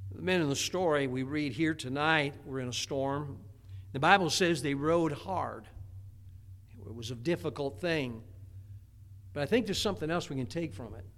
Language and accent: English; Indiana, United States; growing up in Indiana, there was a lot of tornadoes around